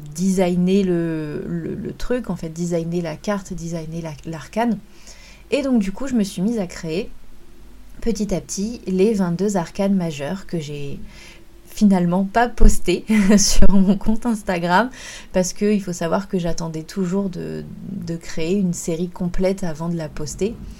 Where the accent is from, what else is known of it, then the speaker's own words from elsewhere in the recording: France; chez nous en France